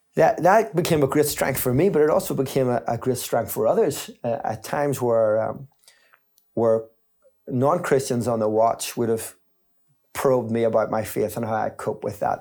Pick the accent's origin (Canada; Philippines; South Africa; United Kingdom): United Kingdom; Belfast, Northern Ireland; I grew up in Belfast, in East Belfast, just at the top